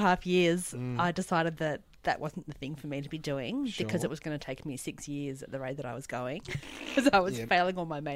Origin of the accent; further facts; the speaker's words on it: Gosford, New South Wales, Australia; I grew up in Gosford